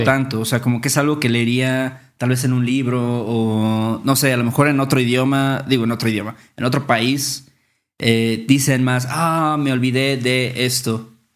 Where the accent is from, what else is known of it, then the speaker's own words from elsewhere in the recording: Mexico; expresiones que usamos en México, porque pues somos de México